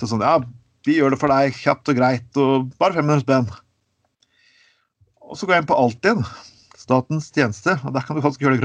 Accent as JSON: {"language": "Norwegian", "town": "Skien", "region": "Vestfold og Telemark", "country": "Norway", "tie": "born or raised there", "said": "jeg bodde hjemme i Skien hos foreldrene mine. det var et bystyr i Skien."}